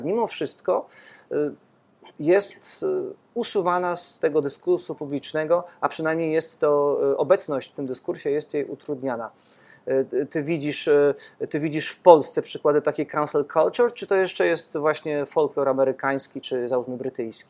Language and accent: Polish; Podkarpacie, Subcarpathian Voivodeship, Poland; ja też z Podkarpacia e, pochodzę